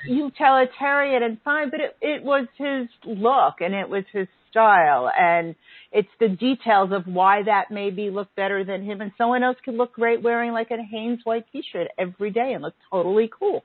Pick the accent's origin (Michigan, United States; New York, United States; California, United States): New York, United States; being a New Yorker and a melting pot